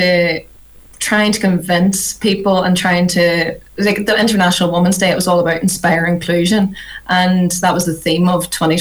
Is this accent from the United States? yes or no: no; Ireland; obviously we're come from Ireland, it's quite rural